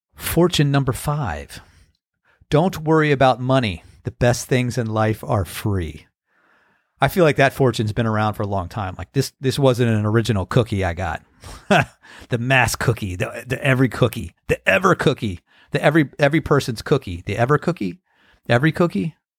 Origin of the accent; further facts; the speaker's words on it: United States; moved away; also born or lived in California; growing up on the Chesapeake Bay